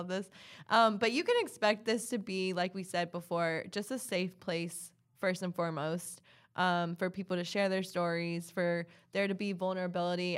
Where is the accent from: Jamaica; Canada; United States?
United States; Hilton Head, South Carolina; moved away as an adult; also born or lived in Columbia, South Carolina; now in Charlotte, United States; I'm originally from Hilton Head, South Carolina. So from the coast, beach girl, um, I was born and raised there.